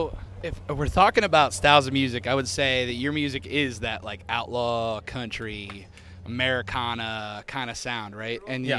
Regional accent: Pennsylvania, United States; I'm from Pennsylvania, but I have my heart lives in Ohio as well.

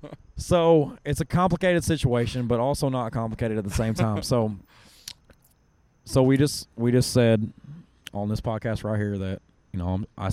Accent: Kentucky, United States; I grew up in Kentucky.

